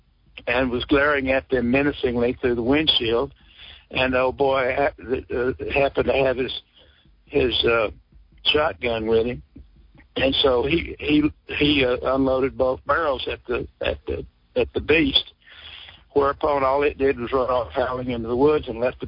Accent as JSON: {"language": "English", "town": "Sour Lake", "region": "Texas", "country": "United States", "tie": "born or raised there", "said": "my hometown of Sour Lake"}